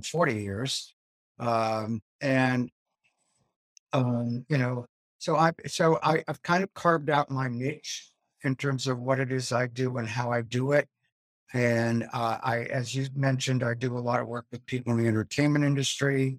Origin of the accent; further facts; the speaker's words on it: Boston, Massachusetts, United States; moved away as an adult; also born or lived in New Hampshire / Vermont / New York; I grew up in the Boston area, the son of immigrants